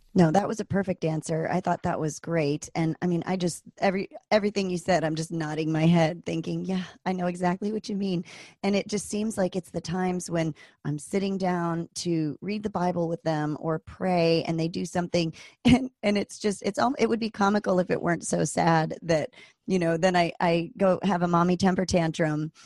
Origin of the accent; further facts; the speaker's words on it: East Coast, United States; moved away as an adult; also born or lived in Virginia; now in Anchorage, United States; I grew up on the East Coast and I went to school in Virginia at Virginia Tech